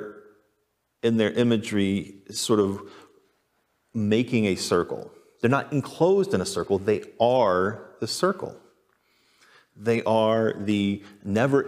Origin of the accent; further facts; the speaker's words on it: Texas, United States; moved away; also born or lived in Boise, Idaho; I grew up in Texas